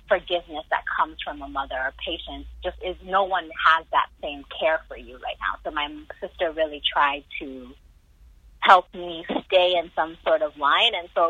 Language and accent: English; Nigeria; I'm Igbo so I'm from the Igbo tribe in Nigeria